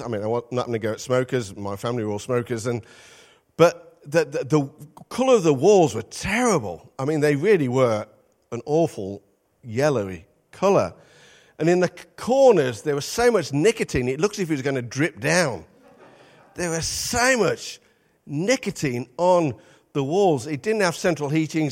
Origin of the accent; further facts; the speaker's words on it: Midlands, United Kingdom; moved away; also born or lived in North East England; we're from the Midlands, but we spent thirty-six years in the Northeast.